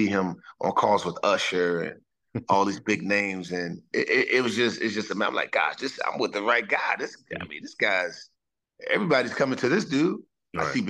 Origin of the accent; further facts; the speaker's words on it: Washington, District of Columbia, United States; I grew up a Commanders fan, and being able to get picked up and play in my backyard, my hometown